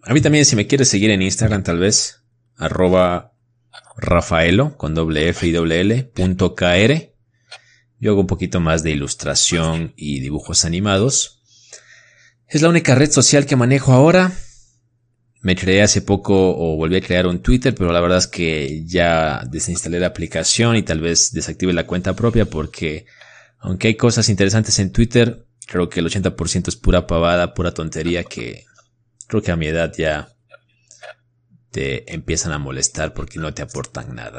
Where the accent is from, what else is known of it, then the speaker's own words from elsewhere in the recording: Ecuador; como ecuatorianos